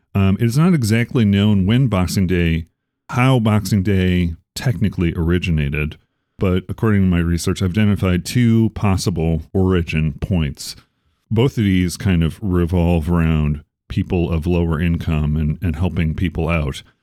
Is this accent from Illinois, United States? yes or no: yes; Chicago, Illinois, United States; moved away; also born or lived in Arizona; I'm from Chicago